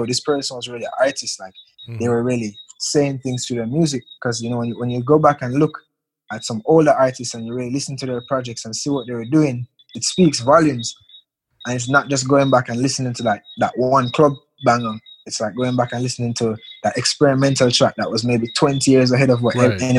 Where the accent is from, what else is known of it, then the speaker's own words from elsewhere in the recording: Jamaica; me as a Jamaican